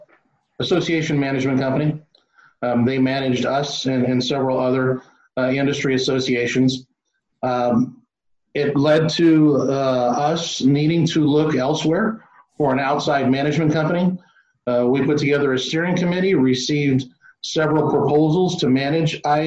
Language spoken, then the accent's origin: English; Florida, United States; my home state of Florida